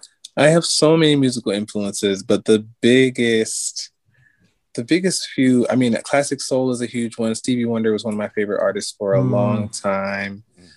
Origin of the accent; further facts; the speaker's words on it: Atlanta, Georgia, United States; I grew up in Atlanta, so I mean, all that R&B, soul, trap music is, you know, a part of my influences too.